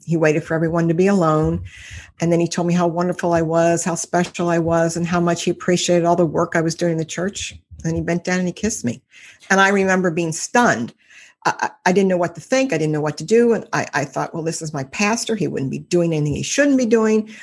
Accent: Cincinnati, Ohio, United States; from Cincinnati, Ohio. I've lived here all my life

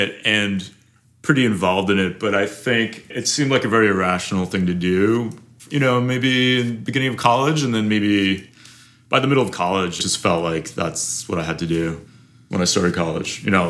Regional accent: New York City, New York, United States; I grew up in New York. I grew up in Manhattan, actually.

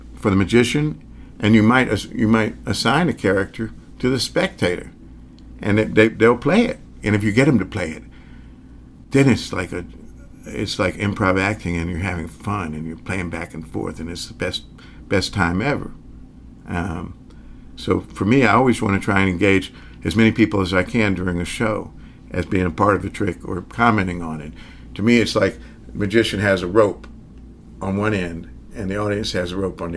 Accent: the South, United States; accent: Southern; I grew up in the South

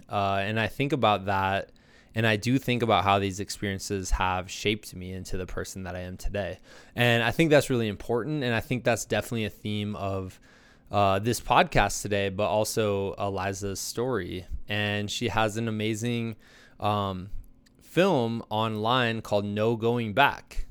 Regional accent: Iowa, United States; moved away; I'm from Iowa originally

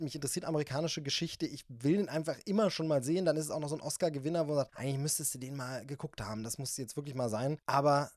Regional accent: East Germany, Germany; als Ossi

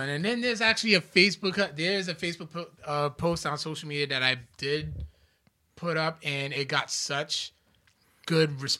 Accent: Louisiana, United States; I'm from Louisiana, and 337 is my area code.

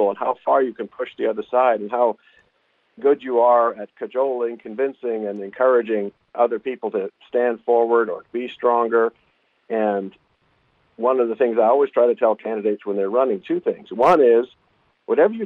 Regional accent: Anchorage, Alaska, United States; also born or lived in Ketchikan / Bethel / Indian / Wasilla; I grew up in Anchorage, lived in Ketchikan and Bethel and Indian and Wasilla, and then down here on the Kenai the last 12 years

